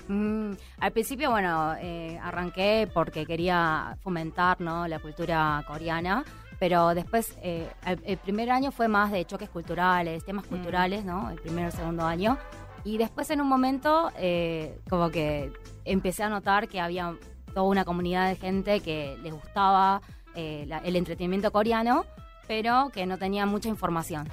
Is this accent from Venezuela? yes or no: no; Argentina; yo nací en Argentina y me viví, eh, toda mi vida en Argentina